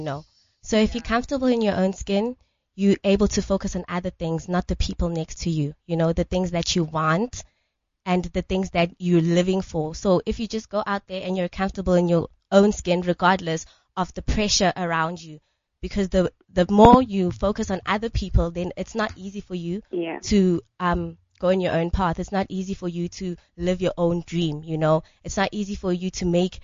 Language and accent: English; Matatiele, Eastern Cape, South Africa; now in Pretoria, South Africa; I come from Matatiela in the Eastern Cape